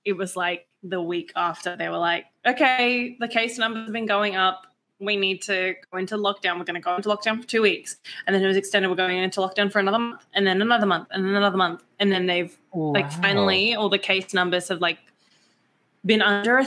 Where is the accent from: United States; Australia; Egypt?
Australia; I'm 100% Australian